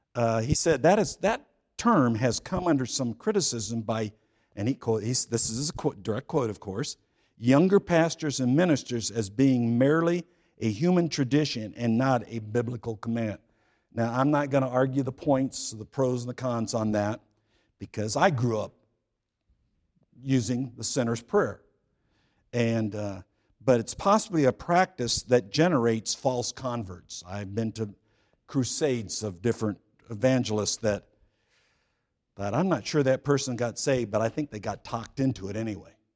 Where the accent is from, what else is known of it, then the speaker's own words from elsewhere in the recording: California, United States; I grew up in California, so I say San Quentin